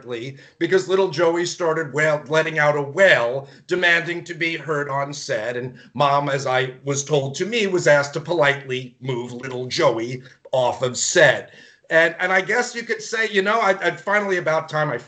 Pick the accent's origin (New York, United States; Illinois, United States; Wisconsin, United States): New York, United States; I grew up in New York